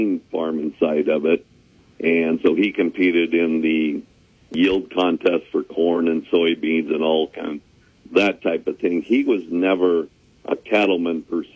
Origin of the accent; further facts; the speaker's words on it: Iowa, United States; I grew up here in a third-generation family farm, which I'm still on today.